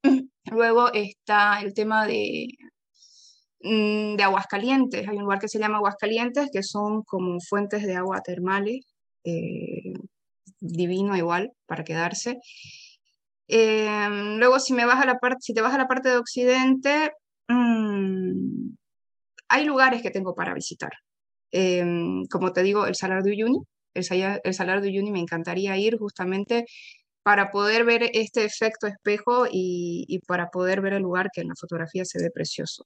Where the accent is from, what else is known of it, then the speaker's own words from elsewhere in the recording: Santa Cruz de la Sierra, Santa Cruz, Bolivia; soy boliviana, soy de Santa Cruz, por eso es que tal vez noten de que yo utilizo el vos y no utilizo el tú, porque en mi región